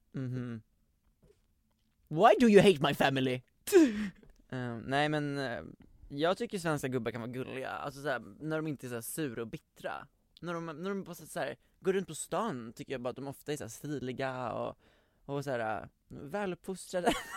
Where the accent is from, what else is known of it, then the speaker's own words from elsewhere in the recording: Västerås, Västmanland, Sweden; jag är från Västerås uppenbarligen